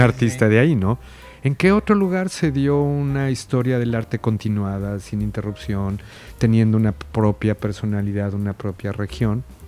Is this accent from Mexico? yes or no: yes; Mexico; el otro somos nosotros, es mexicano